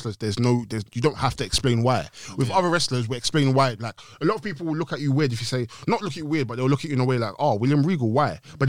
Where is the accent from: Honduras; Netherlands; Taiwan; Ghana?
Ghana; Because I'm Ghanaian, innit?